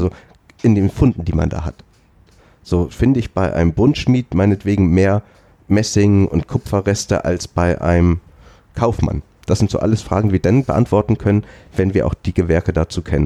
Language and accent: German; Schleswig-Holstein, Germany; bei uns in Schleswig-Holstein